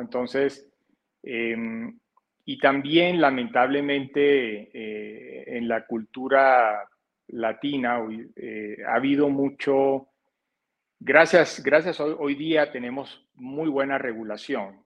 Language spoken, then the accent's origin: Spanish; Barranquilla, Atlántico, Colombia; moved away as an adult; also born or lived in Canada; yo soy de la zona norte de Colombia, en la, en la costa atlántica de la ciudad de Barranquilla. Y de, digamos, por eso de pronto mi acento puede ser un poco distinto al de otros colombianos